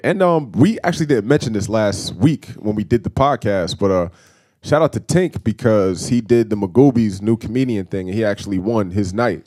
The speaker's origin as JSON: {"language": "English", "region": "New Jersey", "country": "United States", "also_born_or_lived": "Baltimore, Maryland", "moved": "yes", "said": "we are both not from the state of Maryland. I'm from New Jersey."}